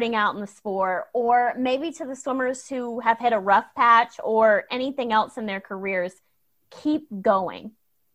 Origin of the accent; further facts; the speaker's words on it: Georgia, United States; I'm from Georgia